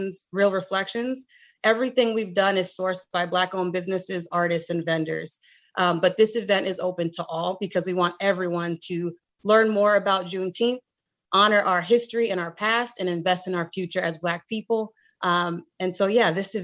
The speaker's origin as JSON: {"language": "English", "region": "Rhode Island", "country": "United States", "tie": "born or raised there", "said": "my home state of Rhode Island"}